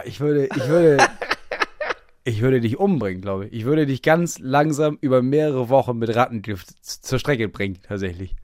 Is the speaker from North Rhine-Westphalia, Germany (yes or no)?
no; Bremen, Germany; moved away as an adult; wann bin ich aus Bremen weggezogen? Vor drei Jahren.